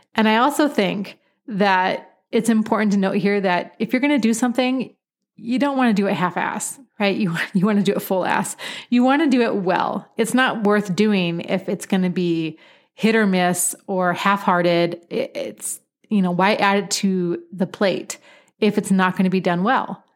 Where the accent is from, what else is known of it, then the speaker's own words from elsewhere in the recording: Pacific Northwest, United States; moved away; I was born and raised in the Pacific Northwest